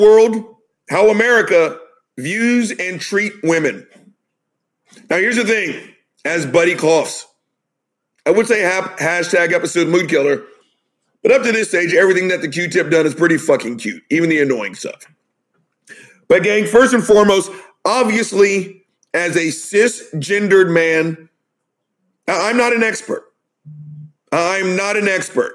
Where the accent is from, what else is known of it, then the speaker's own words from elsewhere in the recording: the South, United States; I'm from the South